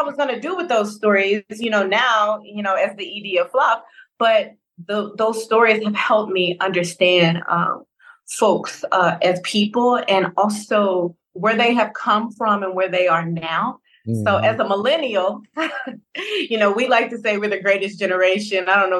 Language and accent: English; Memphis, Tennessee, United States; also born or lived in New Orleans, Louisiana; So I was born and raised in Memphis, Tennessee, right? But I also spent a significant amount of time in New Orleans because I have familial roots there and I also have collegiate roots there. Okay. I am the daughter of a Baptist pastor